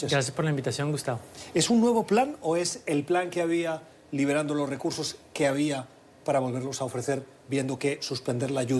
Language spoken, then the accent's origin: Spanish; United States; Esto yo lo veo y como estadounidense podría pensar, que bien que esta administración está poniéndole orden a eso.